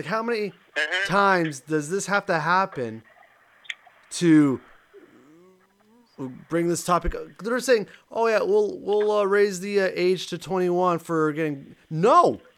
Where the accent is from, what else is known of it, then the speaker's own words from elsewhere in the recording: Canada; for me as a Canadian